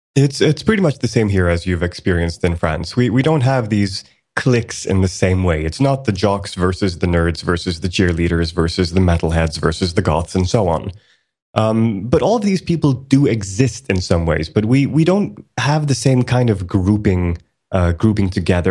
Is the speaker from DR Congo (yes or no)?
no; Sweden; also born or lived in Iceland; I was born in Iceland back in 1980, and uh, the entire family moved to Sweden in 1984. So I've been in Sweden for most of my life